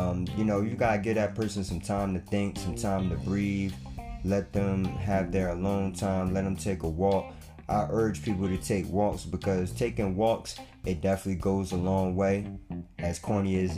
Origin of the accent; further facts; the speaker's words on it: East Orange, New Jersey, United States; Shout out to East Orange, my hometown